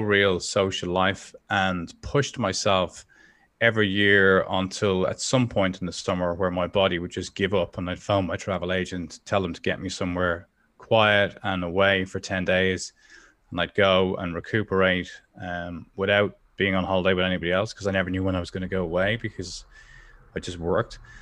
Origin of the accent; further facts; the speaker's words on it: Dublin, Leinster, Ireland; I grew up in Dublin